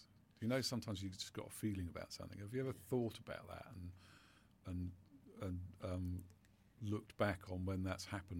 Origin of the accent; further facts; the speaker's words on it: United Kingdom; But we're very British about it, aren't we?